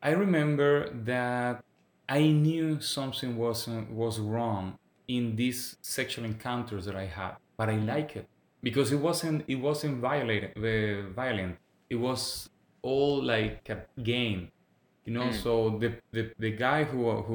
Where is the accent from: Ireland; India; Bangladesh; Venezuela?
Venezuela; English is a second language; moved away as an adult; now in Quebec, Canada; I'm from Venezuela. But I would say that even English is my third language because it has been 7 years I live in Quebec, in Canada.